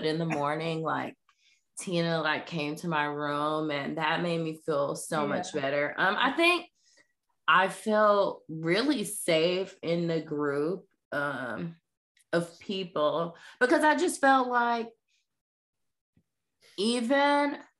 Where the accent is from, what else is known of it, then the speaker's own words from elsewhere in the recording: the South, United States; especially I grew up in the South.